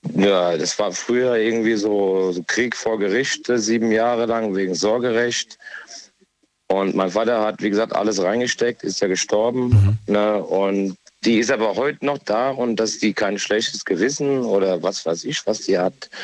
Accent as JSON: {"language": "German", "town": "Essen", "region": "North Rhine-Westphalia", "country": "Germany", "said": "ich komme ja auch aus dem Ruhrgebiet, mhm. aus Essen komme ich."}